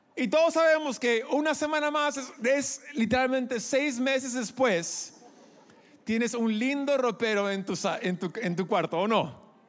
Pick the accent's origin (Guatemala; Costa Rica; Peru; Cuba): Peru; quizás soy gringo por fuera, pero por dentro soy más peruano que Atahualpa. ¿Ya? Yo crecí aquí, soy producto peruano